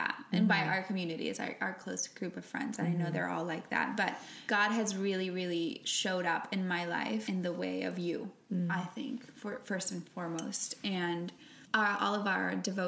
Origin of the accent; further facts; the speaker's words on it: Puerto Rico; first language Spanish; English is a second language; moved away; I'm from Puerto Rico